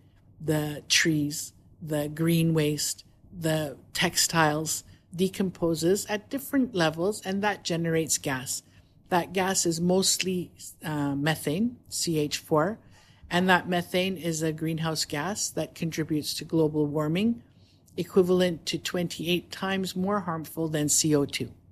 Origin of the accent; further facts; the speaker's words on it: Canada; moved away as an adult; also born or lived in Toronto, Canada; now in Dubai, United Arab Emirates; I come from Canada. We lived in Toronto